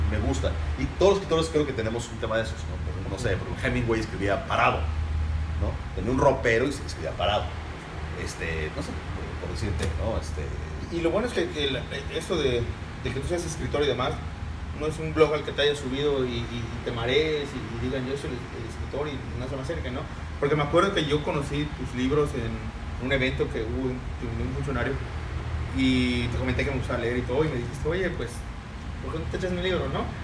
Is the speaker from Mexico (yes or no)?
yes; Mexico; Y como mexicano soy el primero a hacerlo, creo.